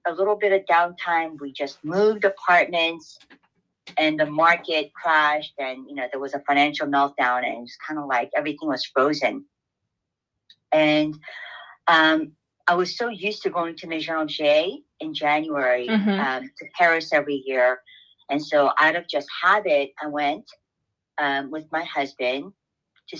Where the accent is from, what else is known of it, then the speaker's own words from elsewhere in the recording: South Korea; now in New York, United States; as a child growing up in Korea